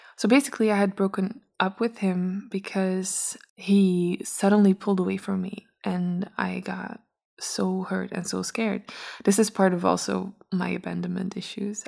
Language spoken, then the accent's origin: English; Belgium; also born or lived in Brussels; I'm from Belgium. Uh, not from Brussels. I come from a little smaller city